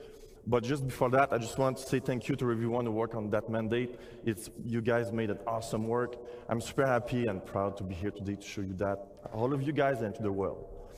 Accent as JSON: {"language": "English", "town": "Montreal", "region": "Quebec", "country": "Canada", "said": "We are French Canadian on the here. Cool. All right, guys. … I'm from Montreal."}